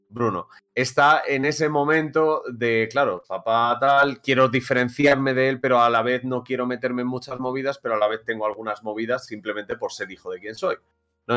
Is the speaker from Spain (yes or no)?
yes; Madrid, Community of Madrid, Spain; Aquí Serio y yo somos de Madrid